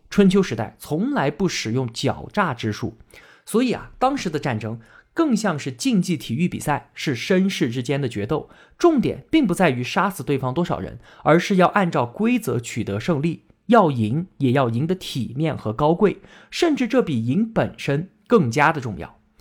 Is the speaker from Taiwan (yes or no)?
no; China; 我们中国人